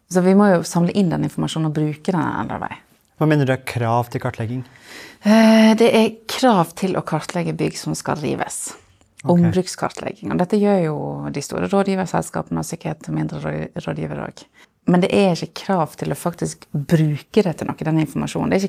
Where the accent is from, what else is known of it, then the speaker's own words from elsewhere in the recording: Solund, Vestland, Norway; now in Bergen, Norway; Fra Solund, helt ytterst i Sogn.